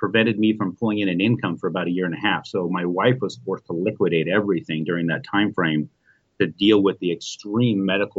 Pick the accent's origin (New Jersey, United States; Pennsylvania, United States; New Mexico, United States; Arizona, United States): Arizona, United States; I'm from Arizona, and I do business all over the country.